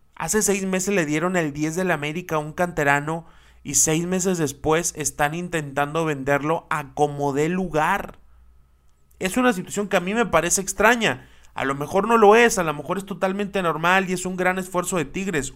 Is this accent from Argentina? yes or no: no; Mexico; como mexicanos